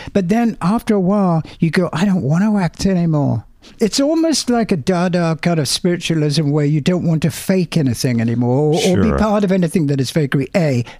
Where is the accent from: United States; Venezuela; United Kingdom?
United Kingdom; England; young English kids